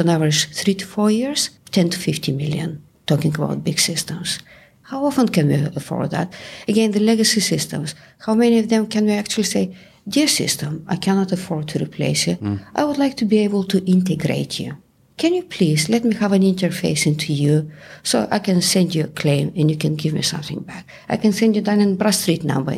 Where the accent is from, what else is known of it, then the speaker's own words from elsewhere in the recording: Bulgaria; accent: Bulgarian; English is a second language; moved away as an adult; now in England, United Kingdom; I moved from Bulgaria to England about 30 years ago. And you can hear that even 30 years later, I still have the Bulgarian accent.